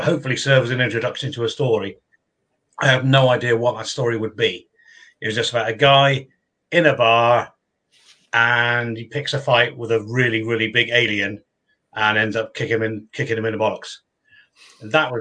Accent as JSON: {"language": "English", "town": "Bristol", "region": "South West England", "country": "United Kingdom", "said": "I come from Bristol, so we drink a lot of cider is what we"}